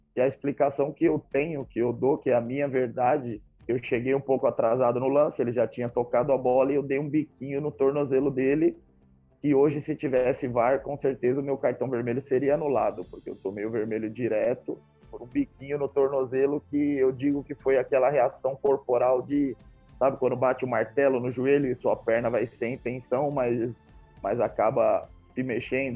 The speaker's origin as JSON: {"language": "Portuguese", "country": "Brazil", "also_born_or_lived": "Poland", "moved": "as an adult", "said": "Eu sou brasileiro"}